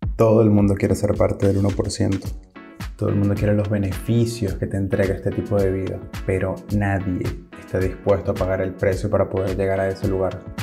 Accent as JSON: {"language": "Spanish", "country": "Venezuela", "moved": "as an adult", "said": "Yo soy de Venezuela y cuando salí de mi país no tenía dinero encima, eso fue hace 10 años"}